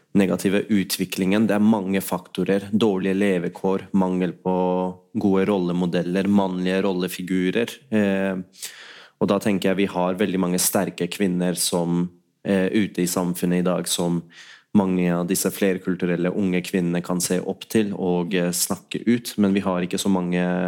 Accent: Oslo, Norway; also born or lived in Pakistan; Jeg har jo selv vokst opp ja, på Holmlia

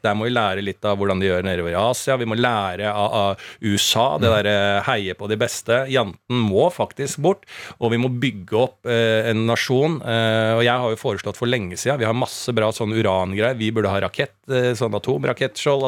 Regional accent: Norway; jeg vokste opp i blokk på Bergsverk

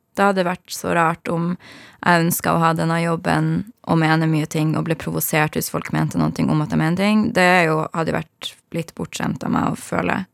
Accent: Harstad, Troms, Norway; moved away; Jeg er fra Harstad i Nord-Norge

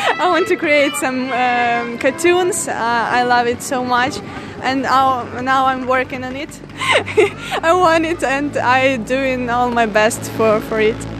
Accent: Ternopil, Ternopil Oblast, Ukraine; I'm from Ternopil

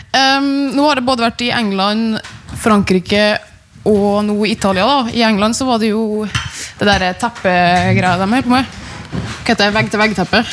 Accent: Sunndalsøra, Møre og Romsdal, Norway; jeg er jo fra Sunndal, der er det jo mye natur

